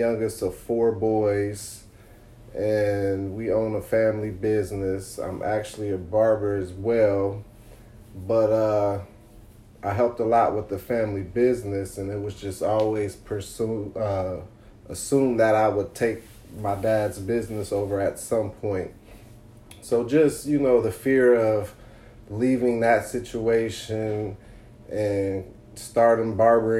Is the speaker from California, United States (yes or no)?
no; Akron, Ohio, United States; moved away as an adult; now in Southwest Florida, United States; We're from Akron, Ohio, originally